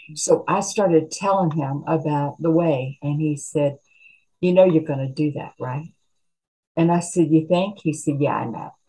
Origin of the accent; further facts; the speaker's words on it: Appalachia, United States; I'm a mountain, I'm an Appalachian girl.